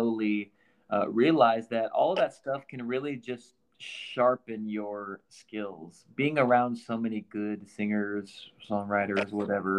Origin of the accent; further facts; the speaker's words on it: Iowa, United States; now in Nashville, United States; I grew up in Iowa.